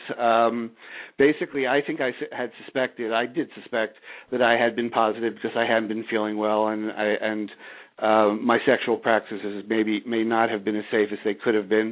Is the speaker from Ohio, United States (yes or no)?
no; Bala Cynwyd, Pennsylvania, United States; also born or lived in Havertown, Pennsylvania; originally I was born in the community of Havertown and then moved to Bala Cynwyd, went off to Penn State